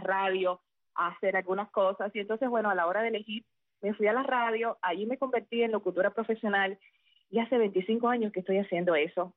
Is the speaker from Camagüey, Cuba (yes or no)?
no; Sagua la Grande, Villa Clara, Cuba; moved away as an adult; also born or lived in Havana; Cuando regresé a mi ciudad natal, a Zahuala Grande